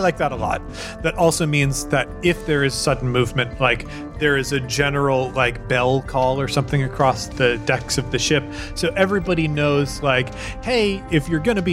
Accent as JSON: {"language": "English", "region": "Colorado", "country": "United States", "said": "I'm from Colorado."}